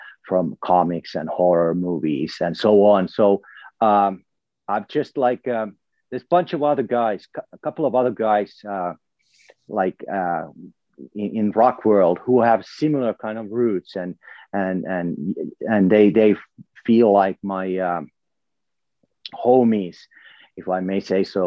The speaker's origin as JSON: {"language": "English", "country": "Finland", "said": "I come from Finland, so there's elements from my culture there as well"}